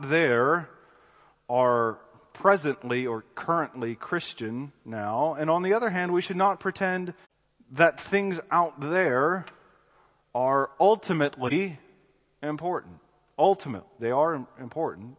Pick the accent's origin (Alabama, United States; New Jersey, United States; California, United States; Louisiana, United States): Alabama, United States; Birmingham; I'm from Birmingham, Alabama